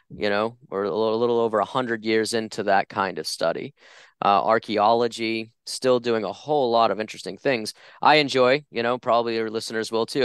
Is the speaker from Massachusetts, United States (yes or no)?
yes; just outside of Boston, Massachusetts, United States; moved away as an adult; now in Phoenix, United States; I grew up just outside of Boston, Massachusetts.